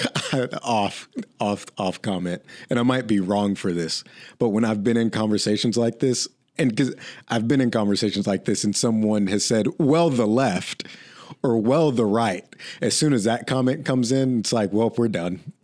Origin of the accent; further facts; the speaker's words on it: Oklahoma, United States; I grew up in Oklahoma